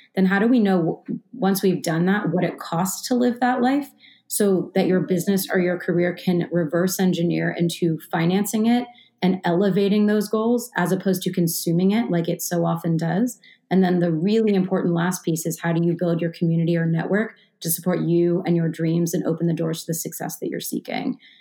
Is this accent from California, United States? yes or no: no; Baltimore, Maryland, United States; being 18 when I grew up in Baltimore and going to the 18 and up clubs